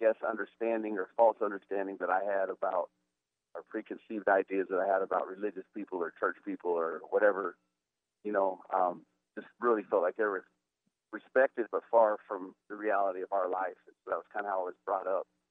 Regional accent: Dolores, Colorado, United States; growing up in Colorado, it was just a really amazing family relationship, family-oriented place

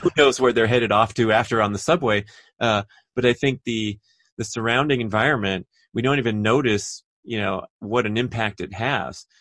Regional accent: Los Angeles, California, United States; born or raised there

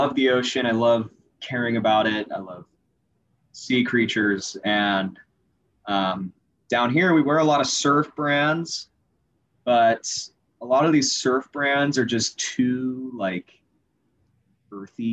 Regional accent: Dana Point, California, United States; I'm from Dana Point, California. It's like southern, close to San Diego

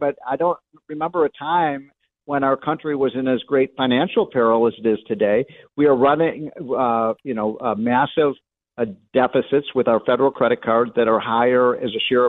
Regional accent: Winnetka, Illinois, United States; when I was a kid growing up in Winnetka, Wilmette, in the North Shore of Chicago

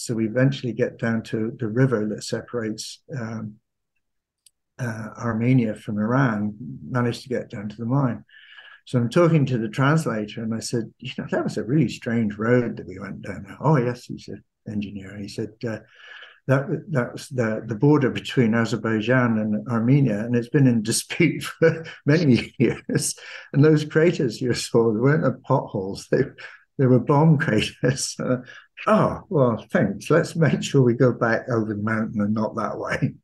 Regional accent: Camborne, South West England, United Kingdom; being Cornish, I'm from Camborne. It, it, it is, it is in the blood.

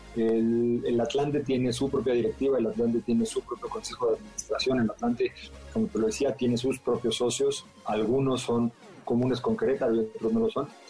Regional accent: Mexico City, Mexico; yo me volví atlantista en mi infancia en la Ciudad de México

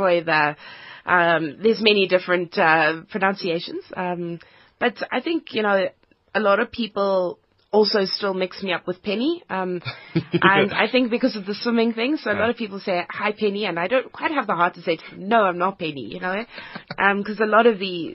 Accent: Cape Town, Western Cape, South Africa; moved away; also born or lived in Johannesburg / Europe; I grew up in Cape Town.

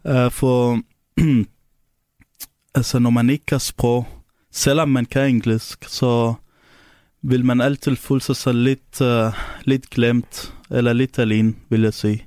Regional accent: Syria; Danish is a second language; now in Denmark; jeg kommer fra Syrien, og det er der, hvor jeg kommer fra

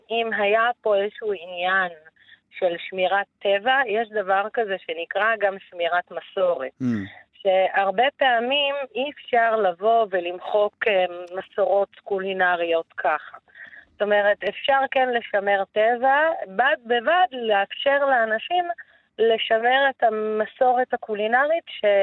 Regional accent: Baqa al-Gharbiyye, Haifa District, Israel; שהייתי ילדה קטנה, שהיינו יוצאים, אני מדברת איתך בת חמש, שש, אה, והולכים וקוטפים, היה פה לא רחוק, אני נולדתי בבאקה, אז לא רחוק מבאקה הייתה גבעה כזאת

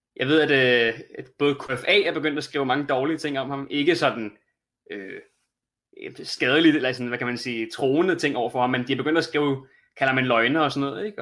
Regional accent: Denmark; som dansker

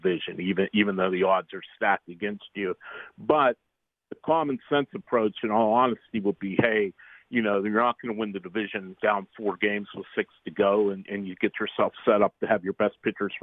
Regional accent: Pittsburgh, Pennsylvania, United States; I'm from Pittsburgh. I'm based in Pittsburgh, and I was born and raised here and lived here my whole life

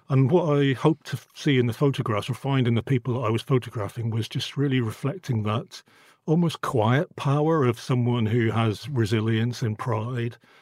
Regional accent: Northern Ireland, United Kingdom; now in London, United Kingdom; I grew up in Northern Ireland in the eighties

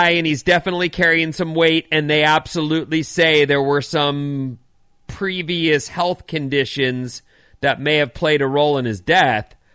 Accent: California, United States; born and raised in California. I'm a Californian.

